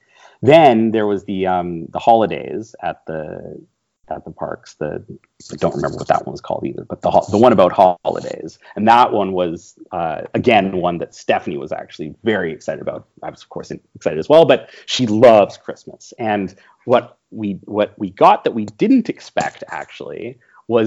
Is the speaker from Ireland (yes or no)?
no; Canada; I am Canadian